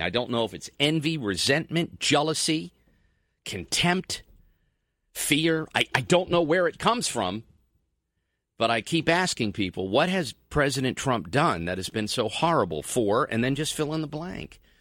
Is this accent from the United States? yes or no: yes; New Jersey, United States; I'm from Jersey, so I call everybody guys